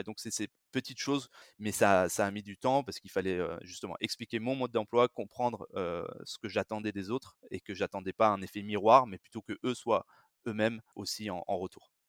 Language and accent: French; France; je suis français, j'ai grandi et, et vécu, b, travaillé surtout en France